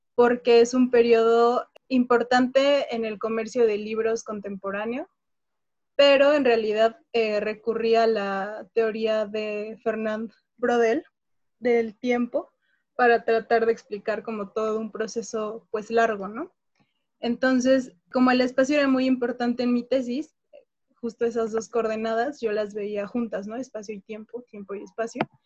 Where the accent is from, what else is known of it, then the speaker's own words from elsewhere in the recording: Mexico; soy historiadora, soy mexicana